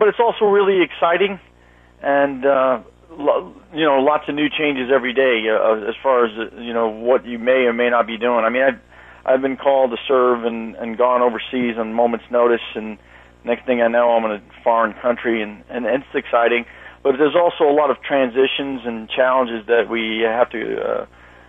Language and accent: English; New York City, New York, United States; moved away; I'm originally from Brooklyn, New York